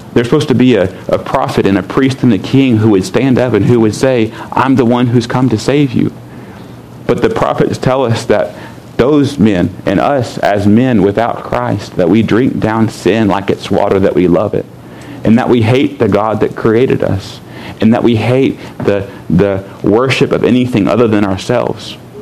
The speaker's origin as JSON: {"language": "English", "country": "United States", "said": "I'm an American"}